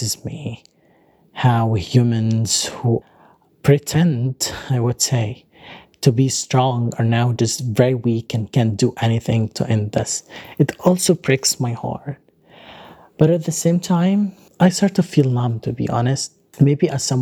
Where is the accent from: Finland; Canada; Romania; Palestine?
Palestine; Gaza, Gaza Strip; now in Doha, Qatar; I kind of feel blockaded again, but this time I'm not blockaded in Gaza. I'm blockaded here in my dorm room in Doha.